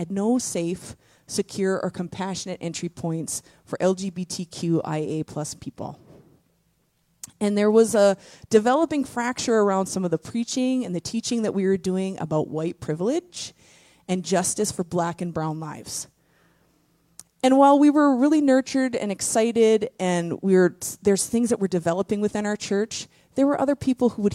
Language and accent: English; Cloquet, Minnesota, United States; this is my hometown. I am born and raised in Cloquet